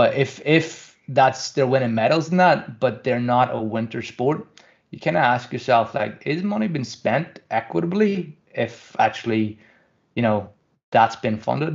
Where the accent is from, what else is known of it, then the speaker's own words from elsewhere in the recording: Kirkcaldy, Scotland, United Kingdom; I grew up in Kirkcaldy